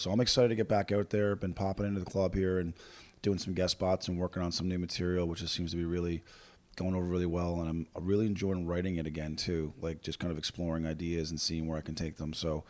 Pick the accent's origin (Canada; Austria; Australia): Canada; Fort McMurray, Alberta; my hometown, Fort McMurray, Alberta.